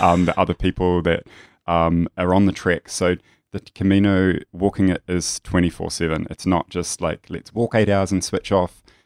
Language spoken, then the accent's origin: English; New Zealand; now in Melbourne, Australia; I grew up in a very small, um, country town in New Zealand, if you can tell that I'm a New Zealander